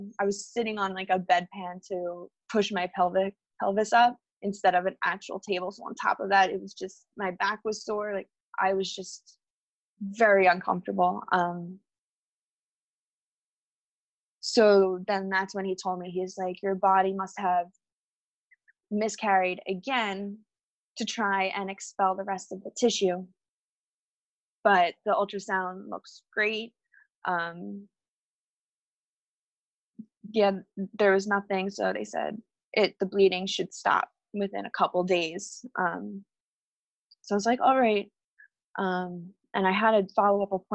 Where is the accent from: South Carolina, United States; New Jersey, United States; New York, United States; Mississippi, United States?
New Jersey, United States; we're from New Jersey